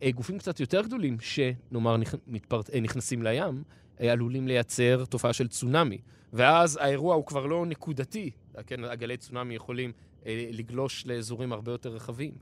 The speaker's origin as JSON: {"language": "Hebrew", "country": "Israel", "said": "אצלנו בישראל"}